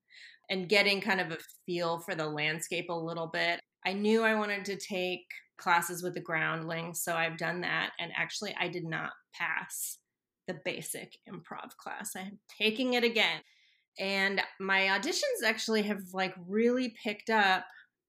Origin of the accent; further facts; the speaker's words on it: Santa Monica, California, United States; also born or lived in New York City; now in Los Angeles, United States; I grew up in Santa Monica